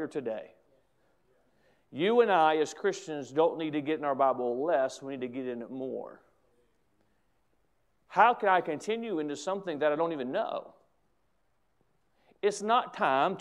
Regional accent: United States; as an American who loves my country

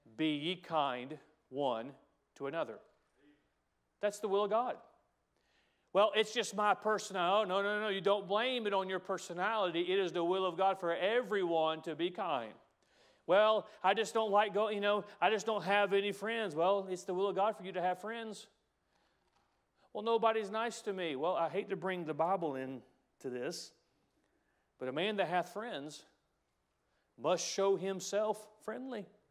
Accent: United States; we as Americans

